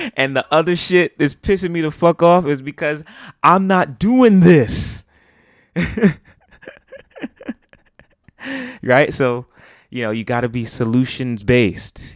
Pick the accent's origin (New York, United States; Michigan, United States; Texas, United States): New York, United States; as a New Yorker